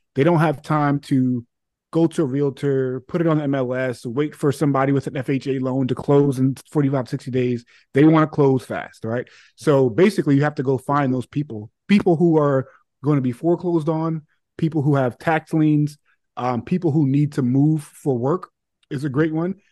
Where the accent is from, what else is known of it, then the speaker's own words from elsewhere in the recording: New York City, New York, United States; now in Connecticut, United States; I grew up in Hollis, Queens